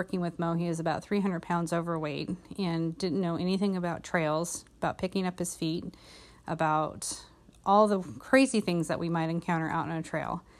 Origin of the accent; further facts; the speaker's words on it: Olympic Peninsula, Washington, United States; I'm from the Olympic Peninsula in Washington State.